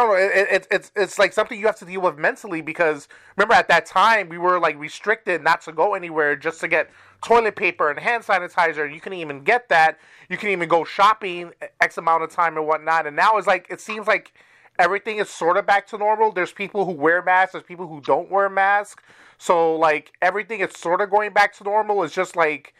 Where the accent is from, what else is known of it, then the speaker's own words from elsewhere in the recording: New York City, New York, United States; I'm from New York